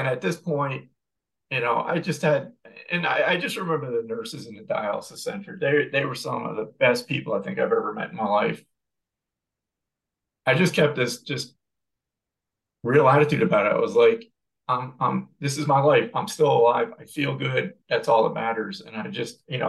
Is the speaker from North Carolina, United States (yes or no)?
no; New York, United States; moved away; We're from New York originally